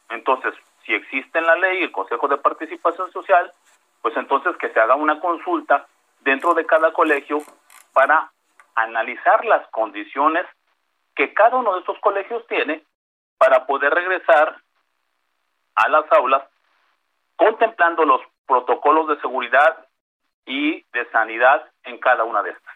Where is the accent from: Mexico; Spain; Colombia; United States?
Mexico; Veracruz; yo soy del estado de Veracruz